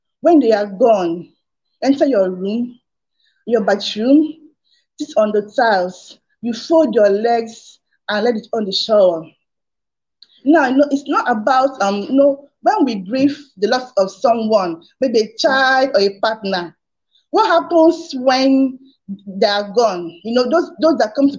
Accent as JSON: {"language": "English", "country": "Nigeria", "said": "I'm from Nigeria."}